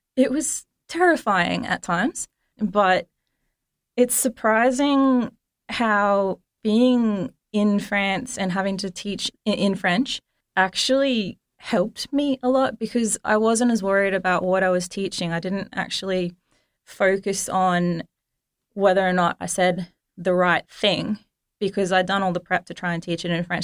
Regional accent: Australia; as an Australian student

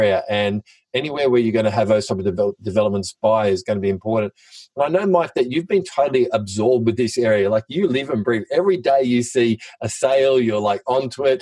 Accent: Sydney, New South Wales, Australia; the Pittwater Shire where I grew up

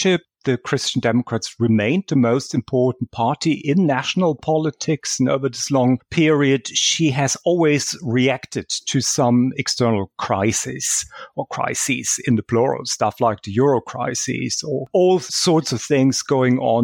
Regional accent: Germany; that was actually my hometown's football club. That was back in the 1970s in Germany

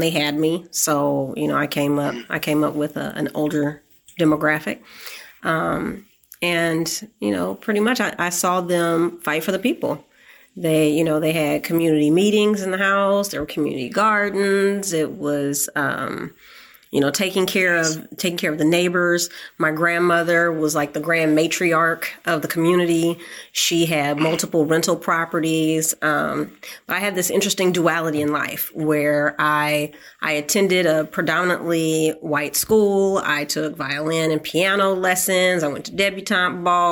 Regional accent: Oakland, California, United States; I was born and raised in Oakland, California

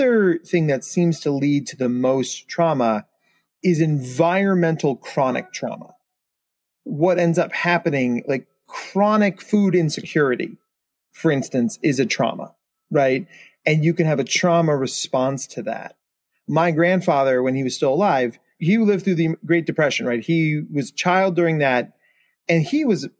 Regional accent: New Jersey, United States; I was a senior in high school during 9/11. And I'm from New Jersey. So like my town, you can look up and see the Manhattan skyline from my town.

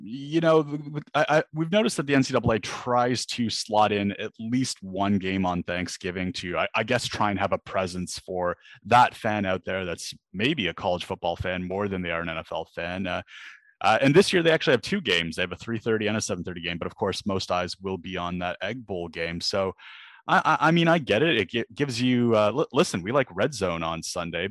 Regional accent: Canada; moved away as an adult; now in London, United Kingdom; I am Canadian

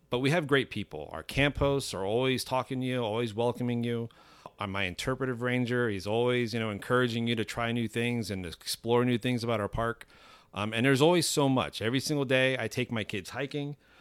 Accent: Miami, Florida, United States; moved away as an adult; now in North Georgia, United States; I'm from Miami, Florida

